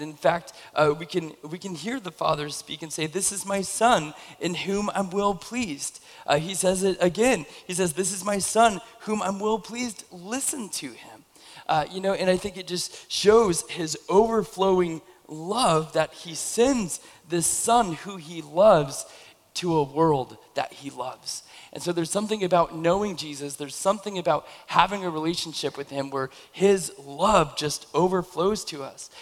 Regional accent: Camas, Washington, United States; moved away as an adult; I, I grew up in Camas, and then I moved away for like 15 years, and then I moved back into the area

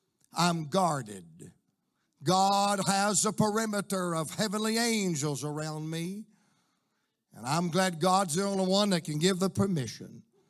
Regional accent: Georgia, United States; I said, man, that's Clayton County, Georgia. That's where I'm from.

